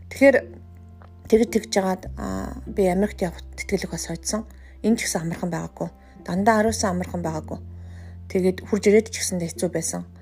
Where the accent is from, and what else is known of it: Mongolia; moved away as an adult; also born or lived in South Korea